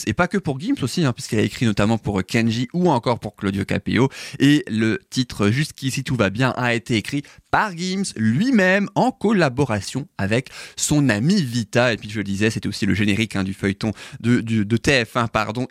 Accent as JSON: {"language": "French", "country": "France", "said": "chez nous en France"}